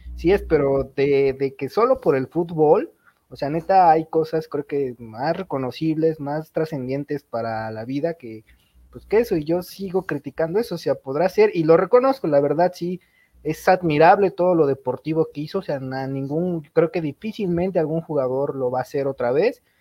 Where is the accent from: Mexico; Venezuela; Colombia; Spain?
Mexico; como mexicano